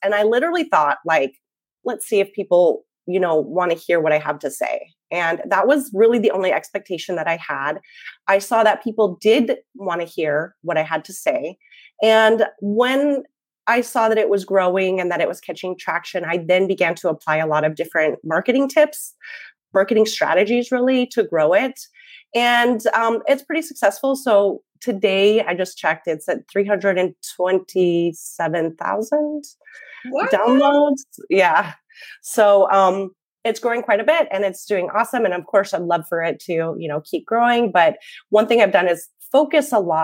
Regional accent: Montana, United States; moved away as an adult; I grew up in Montana, but I spent many years living and teaching abroad

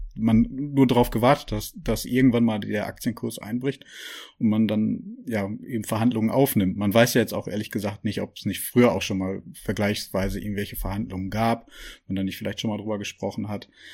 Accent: Germany; bei uns hier in Deutschland

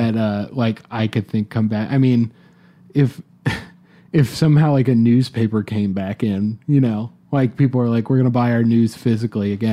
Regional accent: Atlanta, Georgia, United States; I'm personally from Atlanta

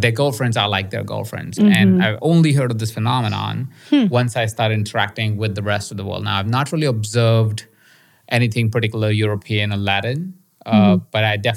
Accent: India; moved away; I was born in India

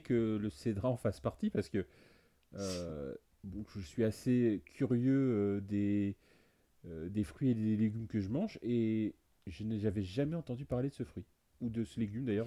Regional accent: Brittany, France; je suis breton

